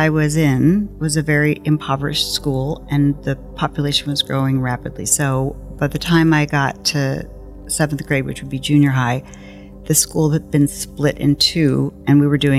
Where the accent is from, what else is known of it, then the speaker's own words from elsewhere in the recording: Ferguson, Missouri, United States; So I grew up in Ferguson, Missouri, North County, St. Louis, and went to University of Missouri, Columbia.